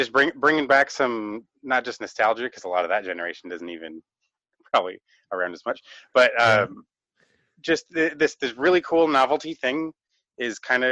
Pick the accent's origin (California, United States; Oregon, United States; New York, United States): Oregon, United States; near Dallas; in my hometown, the nearest drive-in was over in Dallas, Oregon